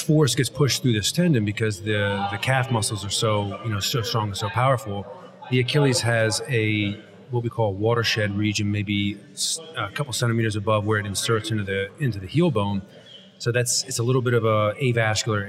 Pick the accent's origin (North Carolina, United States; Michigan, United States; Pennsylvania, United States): Pennsylvania, United States; moved away as an adult; also born or lived in New York City; now in South Jersey, United States; I'm from Pennsylvania